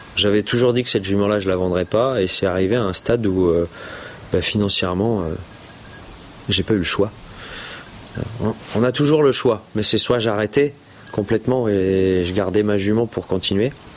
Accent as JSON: {"language": "French", "country": "France", "said": "on est on est français. on est des petits français"}